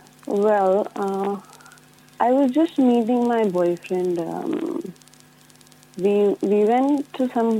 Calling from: New Zealand; I'm calling from New Zealand.

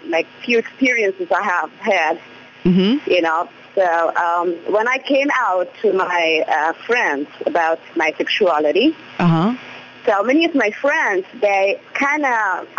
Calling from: Mumbai, Maharashtra, India; I'm calling from Mumbai.

